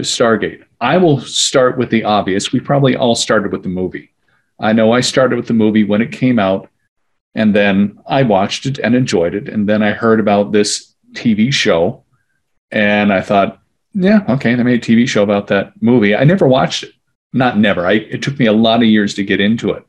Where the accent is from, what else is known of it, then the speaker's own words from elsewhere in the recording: California, United States; I'm one of the few Californians